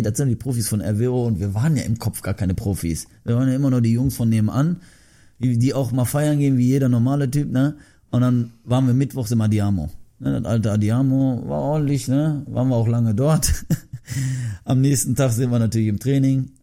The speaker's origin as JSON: {"language": "German", "country": "Germany", "tie": "born or raised there", "said": "Ich bin in Deutschland geboren."}